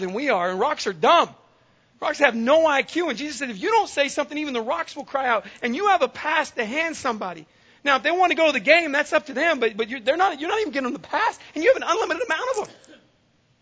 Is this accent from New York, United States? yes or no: no; San Diego, California, United States; I grew up in San Diego